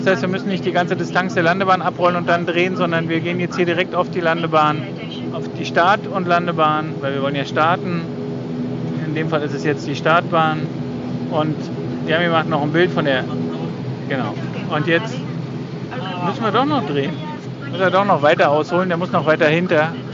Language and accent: German; GDR, East Germany, Germany; ich bin ja in der DDR aufgewachsen